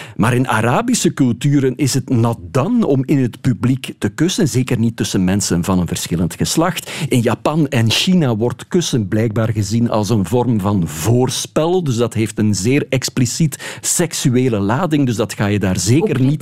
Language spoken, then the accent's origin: Dutch; West Flanders, Belgium; ik ben een West-Vlaming.